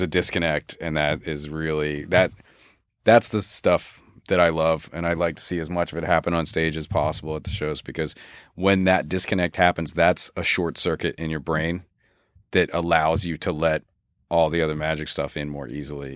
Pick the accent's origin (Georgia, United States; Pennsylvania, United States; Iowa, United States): Pennsylvania, United States; Philadelphia; also born or lived in Los Angeles; now in Pacific Northwest, United States; I grew up in Philadelphia